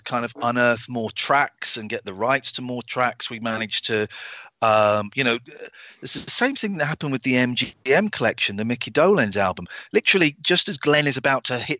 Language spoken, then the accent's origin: English; England, United Kingdom; I'm English. I'm British.